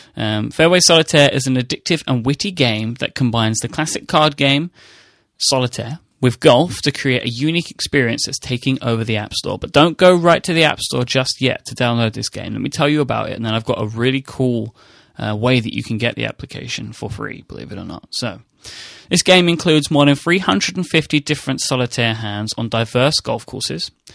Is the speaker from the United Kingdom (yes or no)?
yes; United Kingdom; I'm a British person.